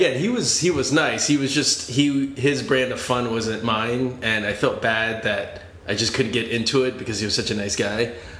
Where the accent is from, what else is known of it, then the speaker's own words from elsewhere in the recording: Boston, Massachusetts, United States; moved away; also born or lived in Virginia / Venice, Los Angeles; So I grew up in Boston, but then my parents moved to Virginia